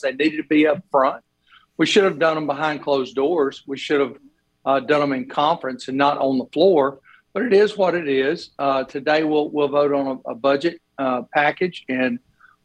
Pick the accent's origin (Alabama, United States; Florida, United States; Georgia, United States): Alabama, United States; Sylacauga; I grew up in Sylacauga myself, so you know, I'm part of that hometown group up there